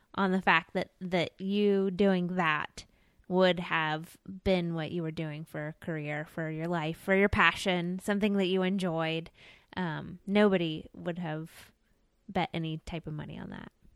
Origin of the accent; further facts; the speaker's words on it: Florida, United States; I'm a Floridian